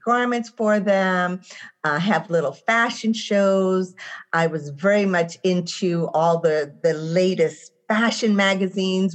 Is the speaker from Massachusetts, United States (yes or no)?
yes; Boston, Massachusetts, United States; I am from Roxbury, Massachusetts.